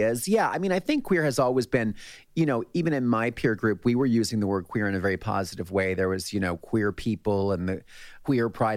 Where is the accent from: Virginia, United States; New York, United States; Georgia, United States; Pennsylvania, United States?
Pennsylvania, United States; Allentown; my hometown in Allentown, Pennsylvania